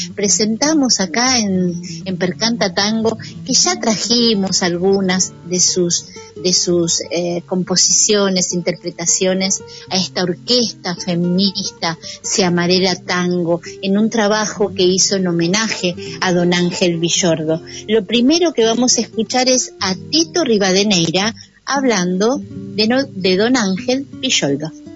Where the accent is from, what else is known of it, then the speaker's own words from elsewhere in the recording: Argentina; nuestro país